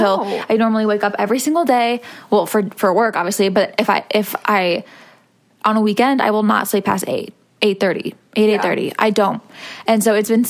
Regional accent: Missouri, United States; moved away; we are both from Missouri

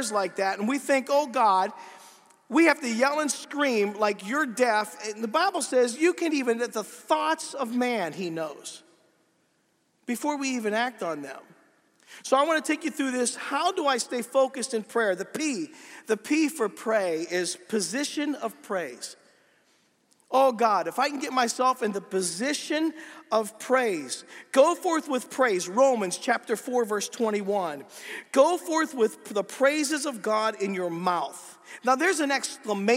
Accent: Pennsylvania, United States; I'm from Pennsylvania. We talk funny

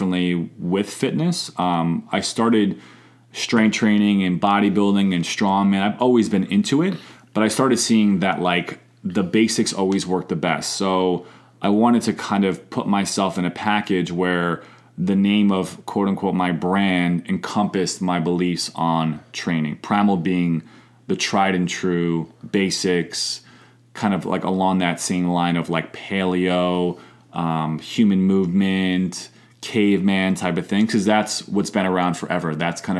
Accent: New York, United States; moved away as an adult; also born or lived in St. Louis, Missouri; my first job actually at 16 years old in New York, back where I'm from, was folding towels in the local gym

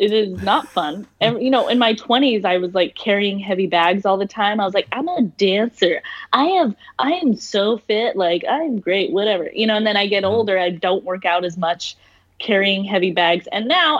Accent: Salt Lake City, Utah, United States; I'm from Salt Lake City

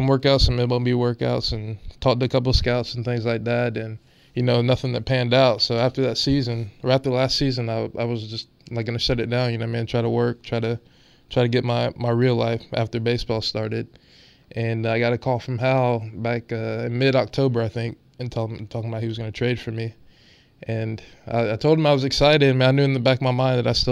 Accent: Charleston, South Carolina, United States; now in Wilmington, United States; I'm from Charleston, South Carolina

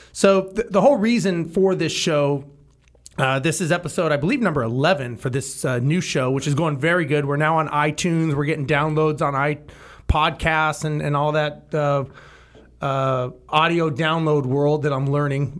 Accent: Los Angeles, California, United States; now in Texas, United States; I grew up in Los Angeles

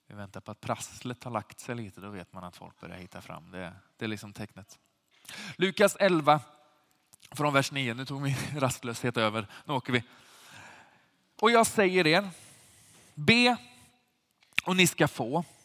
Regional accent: Sweden; som svenskar

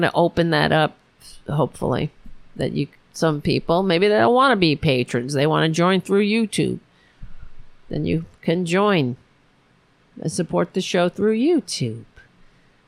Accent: New York City, New York, United States; my hometown

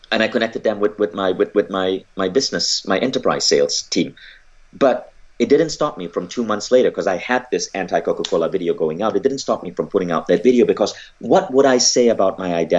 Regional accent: Malaysia; I grew up in Malaysia

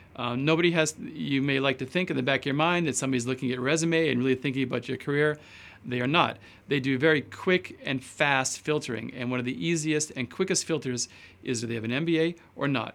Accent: Edmonton, Alberta, Canada; moved away as an adult; also born or lived in Osaka, Japan / Tokyo, Japan / Arkansas, United States / London, United Kingdom; now in Los Angeles, United States; I started out growing up in Alberta, Canada

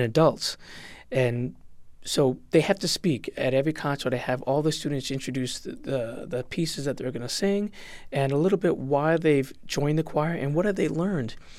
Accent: West Hartford, Connecticut, United States; also born or lived in Puerto Rico; growing up in West Hartford

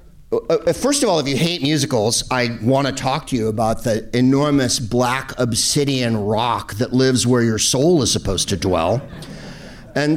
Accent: San Carlos, California, United States; growing up in San Carlos, California

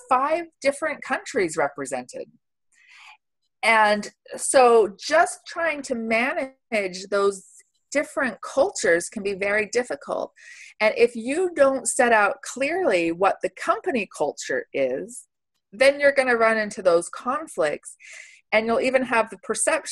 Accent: United States; now in Switzerland; I'm American.

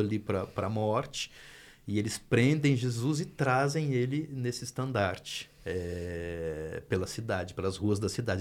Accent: Minas Gerais, Brazil; Eu sou de Minas Gerais

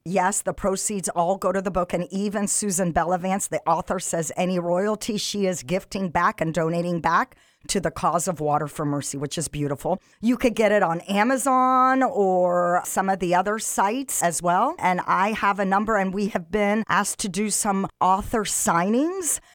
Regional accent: Egypt; moved away; I'm African. I'm originally from Egypt

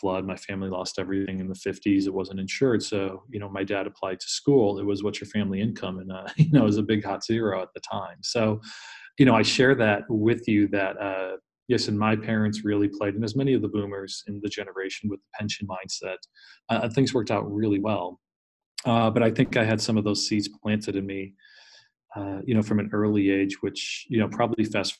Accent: Scranton, Pennsylvania, United States; I grew up in Scranton, PA, Northeast Pennsylvania

